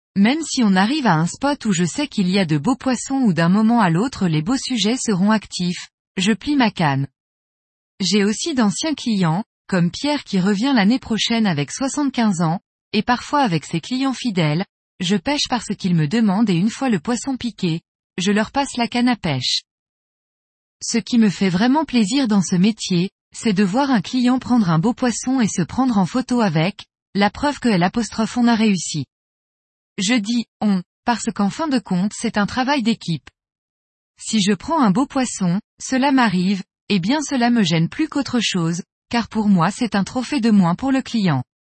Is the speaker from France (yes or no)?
no; Spain; moved away as an adult; now in Colombia; Je suis espagnol de naissance